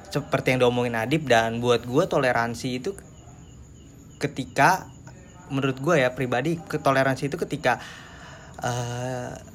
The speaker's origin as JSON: {"language": "Indonesian", "country": "Indonesia", "tie": "born there", "said": "kebetulan gue lahir di Indonesia yang mayoritasnya muslim dan kita punya saudara-saudara yang memang memang berbeda"}